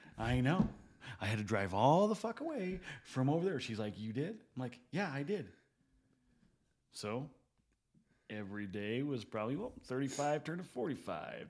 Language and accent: English; Gillette, Wyoming, United States; I'm from Gillette